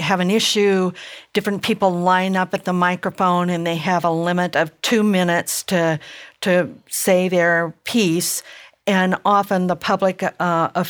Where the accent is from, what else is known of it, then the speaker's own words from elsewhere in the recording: the South, United States; moved away; I grew up partially in the South